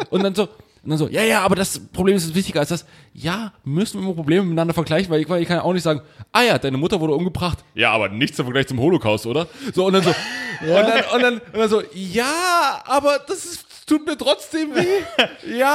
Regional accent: Saxony, Germany; komme aus Sachsen, natürlich bin ich mit Onkels aufgewachsen und so.

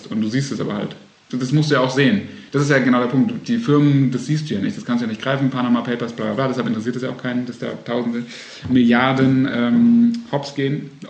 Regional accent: Baden-Württemberg, Germany; ich komme nämlich aus dem Land, wo Milch und Honig fließt, aus Baden-Württemberg.

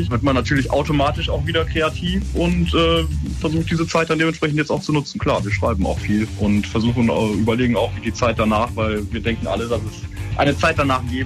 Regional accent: Düsseldorf, North Rhine-Westphalia, Germany; aber natürlich muss man dazu sagen, ne, als Düsseldorfer, und da kann man sich ja auch nicht vor verstecken.

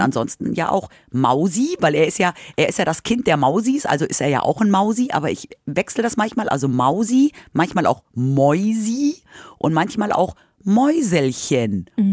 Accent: Munich, Bavaria, Germany; moved away as an adult; now in Hanover, Germany; ich komme ja aus München

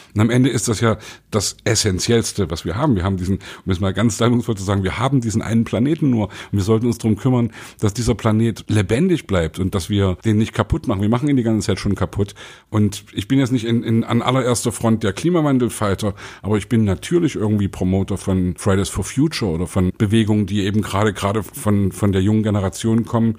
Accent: the East, eastern Germany, Germany; ich, der aus dem Osten kommt

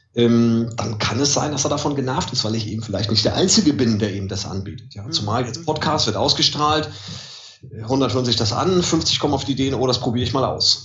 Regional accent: Mölln, Schleswig-Holstein, Germany; wo ich herkomme, Mölln

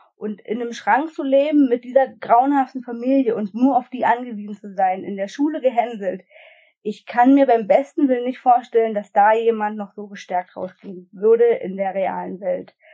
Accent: Brandenburg, Germany; ich komme aus Brandenburg

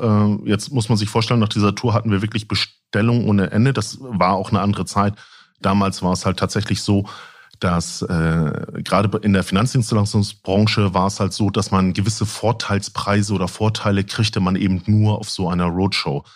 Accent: Lübeck, Schleswig-Holstein, Germany; moved away; also born or lived in Husum; Ich bin tatsächlich gebürtiger Lübecker, bin dann irgendwie an die West Coast gegangen von der East Coast

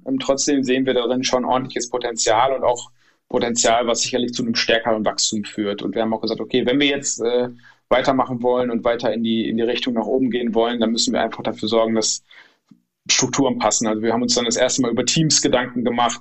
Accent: Northern Hesse, Germany; moved away as an adult; also born or lived in Stuttgart; meiner alten Heimat, wo ich jetzt auch wieder bin in Nordhessen

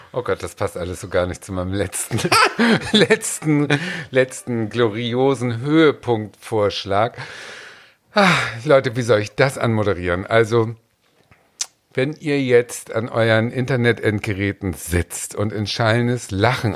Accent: near Ahrensburg, Schleswig-Holstein, Germany; Ich bin ja geboren in der Nähe von Ahrensburg

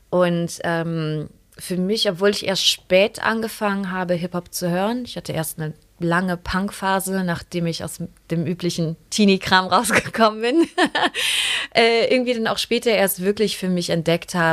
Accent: Neuss, North Rhine-Westphalia, Germany; ich bin in Neuss aufgewachsen, also was ist das, 40 Kilometer von hier.

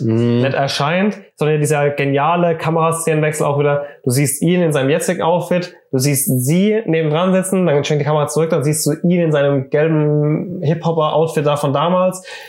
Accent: Germany; wir sind Deutsche

